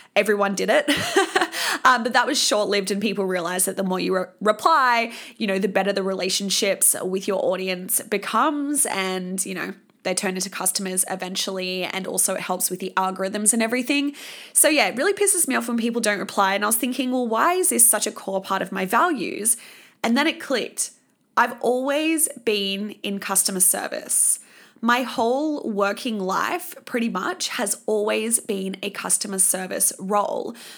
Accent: Sydney, New South Wales, Australia; moved away; my hometown

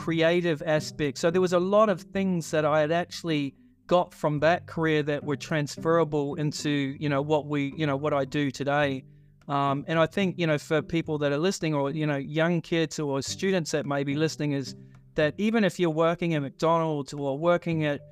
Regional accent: New Zealand; when I was growing up in New Zealand

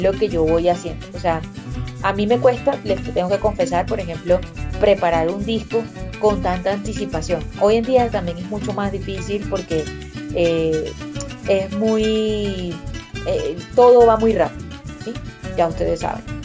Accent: Guárico, Venezuela; moved away as an adult; also born or lived in Valle de la Pascua / Caracas; soy guariqueña, yo nací en Valle de la Pascua, me crié entre Calabozo y El Sombrero

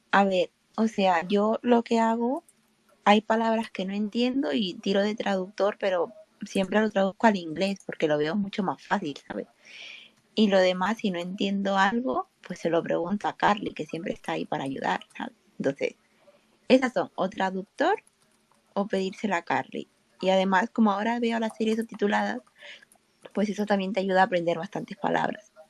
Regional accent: Spain; also born or lived in Peru; llevo aquí en España desde que tengo seis años.

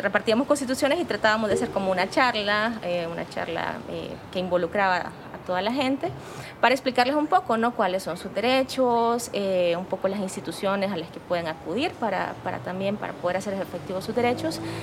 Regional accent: La Unión, El Salvador; yo soy originaria de la Unión

